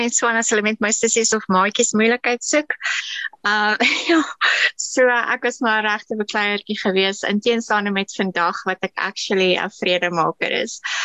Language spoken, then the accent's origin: Afrikaans; KwaZulu-Natal, South Africa; ek is in Natal gebore